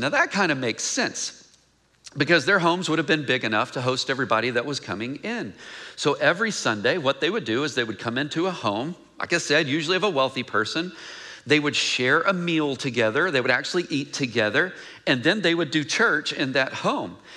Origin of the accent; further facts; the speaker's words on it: Mineola, Texas, United States; moved away; I'm from Mineola, Texas